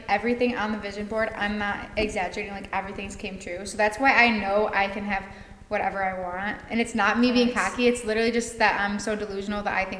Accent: Olean, New York, United States; now in Miami, United States; we're from Olean

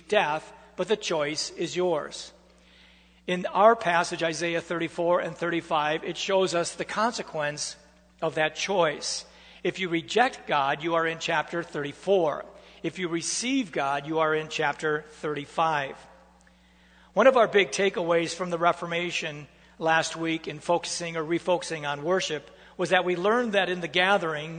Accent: United States; as Americans, we are proud of the fact that we get to choose our government leaders

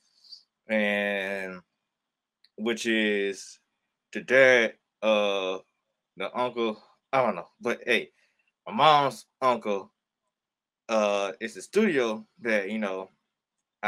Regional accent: Georgia, United States; I'm from the state of Georgia

